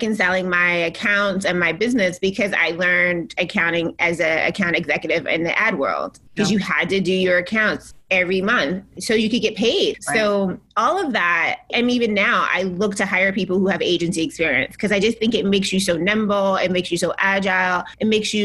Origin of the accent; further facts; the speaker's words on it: the South, United States; moved away as an adult; also born or lived in Boston; I was raised in the South by this amazing parents who only had me